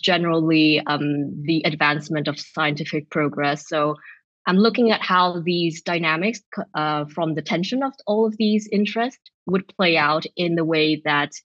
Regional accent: Vienna, Austria; moved away as an adult; now in Amsterdam, Netherlands; I'm from Vienna. That's where I did my law degree.

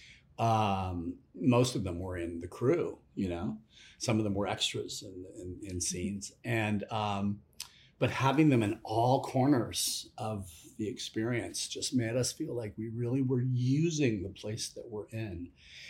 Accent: Los Angeles, California, United States; now in Portland, United States; I live in Portland, Oregon. I'm from Los Angeles

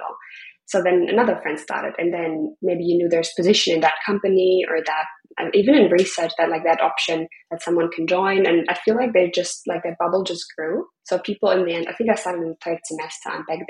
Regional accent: Freiburg, Baden-Württemberg, Germany; moved away as an adult; also born or lived in Berlin; now in Bali, Indonesia; my hometown in Freiburg

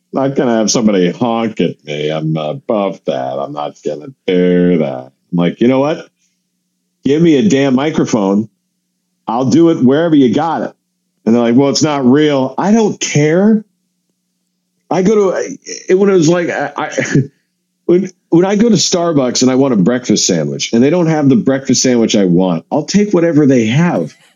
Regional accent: Seattle, Washington, United States; I grew up in Seattle

